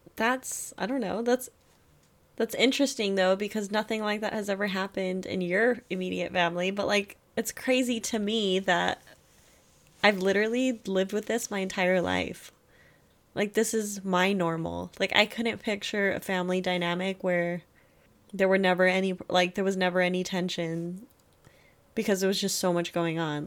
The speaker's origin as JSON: {"language": "English", "country": "Germany", "tie": "born or raised there", "moved": "yes", "said": "I was born in Germany."}